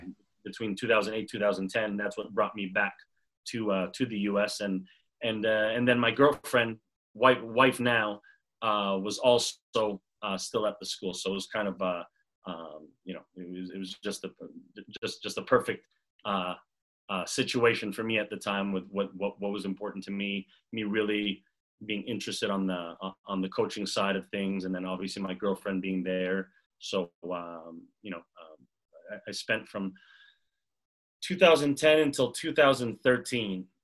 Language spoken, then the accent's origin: English; Montreal, Quebec, Canada; moved away as an adult; also born or lived in Massachusetts; now in Los Angeles, United States; I grew up in Montreal